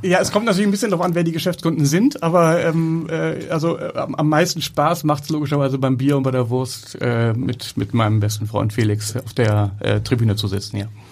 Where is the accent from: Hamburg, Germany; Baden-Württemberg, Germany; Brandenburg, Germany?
Hamburg, Germany; ich bin in Hamburg geboren, bin in Hamburg groß geworden, zur Schule gegangen